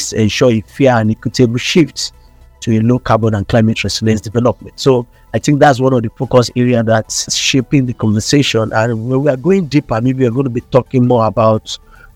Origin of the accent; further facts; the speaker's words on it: Nigeria; I'm from Nigeria